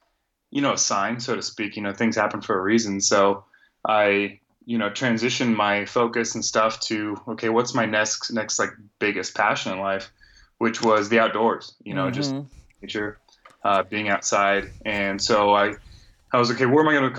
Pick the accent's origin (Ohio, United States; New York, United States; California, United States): California, United States; Northern; moved away as an adult; now in Arizona, United States; born and raised in Northern California